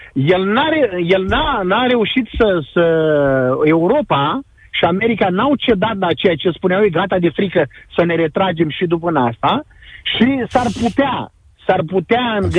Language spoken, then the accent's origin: Romanian; Constanța, Constanța County, Romania; moved away as an adult; also born or lived in Chernivtsi Oblast, Ukraine; now in Ukraine; Eu sunt dobrogean de loc, constanțean